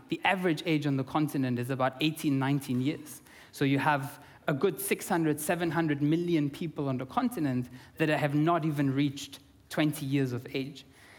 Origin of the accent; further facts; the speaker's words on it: Austria; English is a second language; now in South Africa; Originally, I'm from Austria. I'm half Austrian, half Italian. And now I live in South Africa full time.